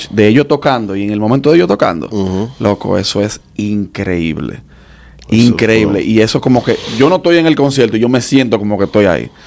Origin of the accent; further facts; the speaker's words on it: Dominican Republic; nosotros tenemos que apoyarnos más como, como dominicanos.